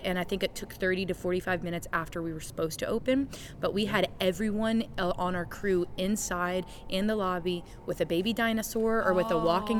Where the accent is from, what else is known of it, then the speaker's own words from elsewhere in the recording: the South, United States; I grew up in the Bible Belt.